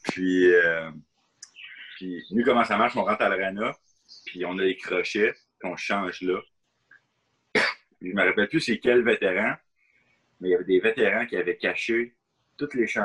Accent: Berlin, Germany; born there; Mes ah. deux parents sont canadiens, je n'ai pas le droit d'avoir le passeport allemand, euh, même si je suis né à Berlin.

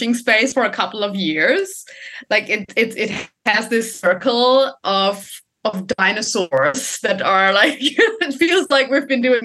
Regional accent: Germany; moved away as an adult; also born or lived in Sydney, Australia / Sweden; I'm originally from Germany.

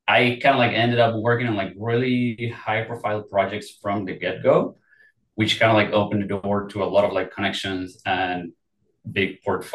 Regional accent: Mexico City, Mexico; moved away; I am originally from Mexico City.

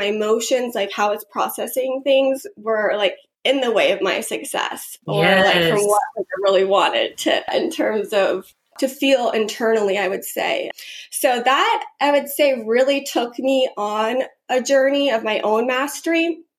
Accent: Georgia, United States; Yeah, I grew up in Georgia

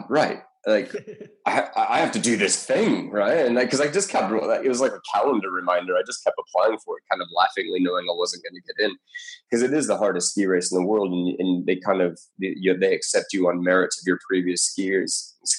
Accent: Colorado, United States; now in Australia; I'm from Colorado originally, and I've never skied in my life

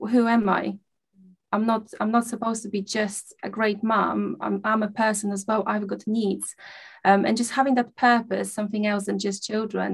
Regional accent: Poland; moved away; I grew up in a small village in Poland. I come from Poland.

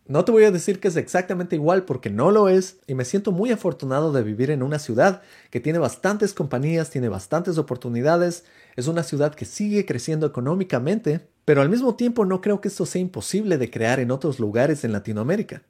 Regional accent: Ecuador; moved away as an adult; also born or lived in Seattle, United States; now in United States; Dejé mi país Ecuador y ahora vivo en los Estados Unidos

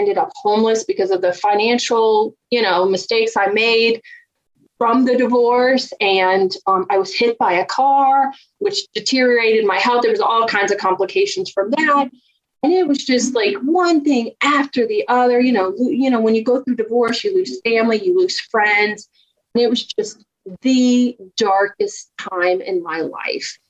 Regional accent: Virginia, United States; accent: Southern; I grew up just a poor country girl from Virginia. If you haven't heard my Southern accent out, it'll come out soon

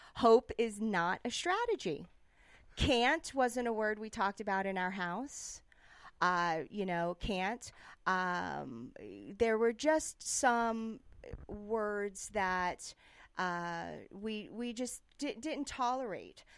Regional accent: New York City, New York, United States; moved away; also born or lived in Davis, California / Barcelona; I grew up in New York City

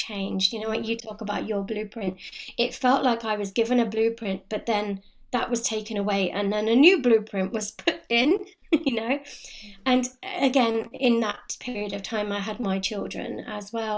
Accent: London, United Kingdom; moved away as an adult; now in Cotswolds, United Kingdom; I was born and brought up in London

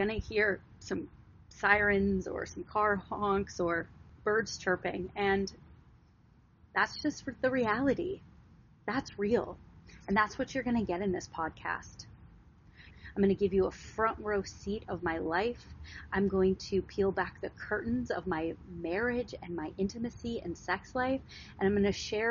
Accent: Wisconsin, United States; now in Los Angeles, United States; I am from Wisconsin. I was raised on a farm, a legit farm in the middle of nowhere.

